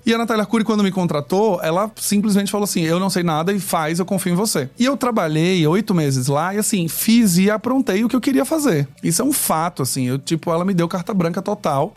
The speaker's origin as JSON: {"language": "Portuguese", "town": "Aracaju", "region": "Sergipe", "country": "Brazil", "moved": "as an adult", "lives_now": "São Paulo, Brazil", "said": "eu sou aracajuano. Eu saí de Sergipe e fui morar em São Paulo em 2012"}